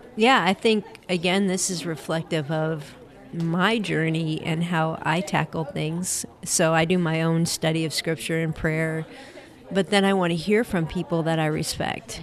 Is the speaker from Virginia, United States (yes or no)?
no; Cleveland, Ohio, United States; right here in my hometown, Cleveland, Ohio.